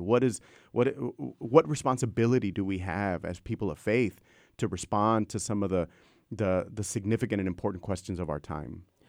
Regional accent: Brownsville, Texas, United States; moved away; I grew up in Brownsville, Texas, so the southernmost tip of Texas, I grew up a ten-minute walk from the border to Matamoros

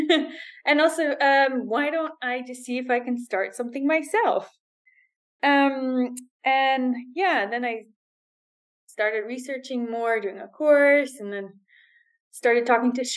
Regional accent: Netherlands; moved away as an adult; now in Dubai, United Arab Emirates; I'm from the Netherlands

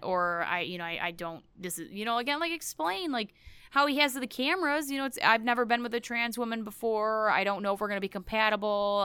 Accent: United States; being an American

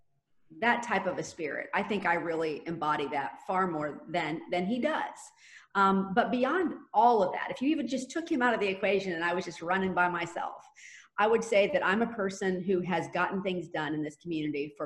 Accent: Jacksonville, Florida, United States; And I was born and raised here. I was born and raised on the South Side

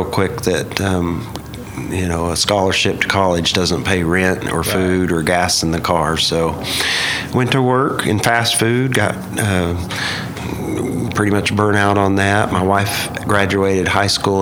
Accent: Cheyenne, Oklahoma, United States; also born or lived in California; I am. My wife and I are both from Western Oklahoma

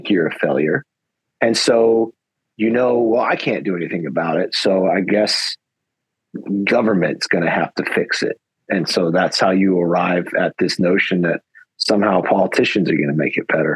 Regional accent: United States; I'm an American.

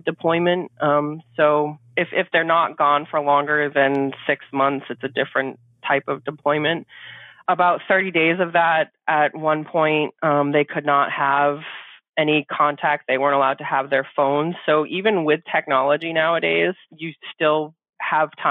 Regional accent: Maine, United States; moved away as an adult; move back home, which we are from Maine

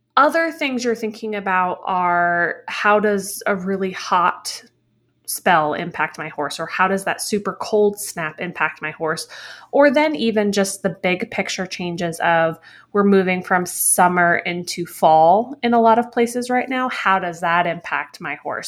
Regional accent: New England, United States; I grew up in New England

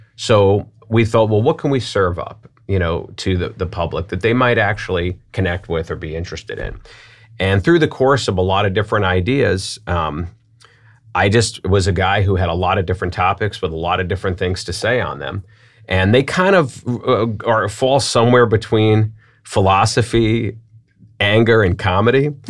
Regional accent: New York, United States; now in St. Louis, United States; I'm from New York

